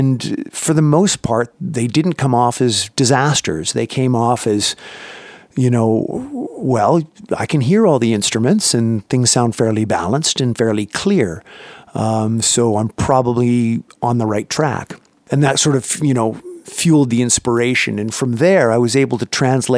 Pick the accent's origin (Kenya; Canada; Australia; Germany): Canada; moved away as an adult; now in United States; I grew up in Canada and started up there working with bands up there